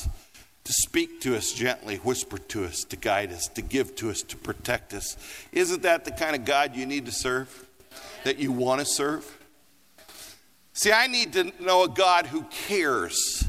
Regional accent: Colorado, United States; also born or lived in Los Angeles; now in Denver, United States; I grew up in Colorado

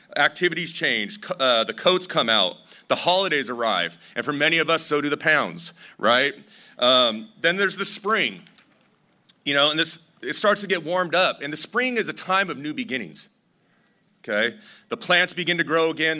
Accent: Torrance, California, United States; I grew up in Torrance

